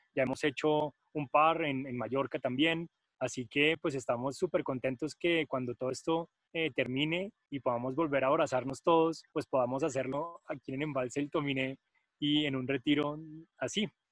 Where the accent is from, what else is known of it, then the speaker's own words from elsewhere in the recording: Colombia; moved away as an adult; also born or lived in Germany; somos de Colombia y de Nepal